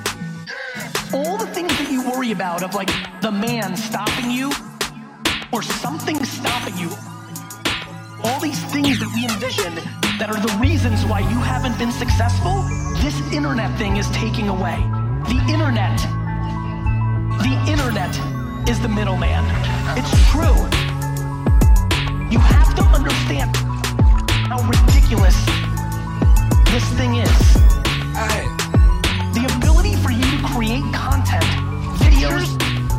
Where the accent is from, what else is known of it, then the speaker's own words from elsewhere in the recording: New York City, New York, United States; also born or lived in Soviet Union; I live in a studio apartment in Queens